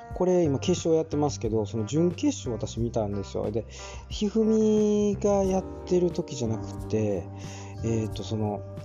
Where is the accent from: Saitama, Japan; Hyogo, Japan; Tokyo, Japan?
Hyogo, Japan; 私もちょっと兵庫県出身なもんでね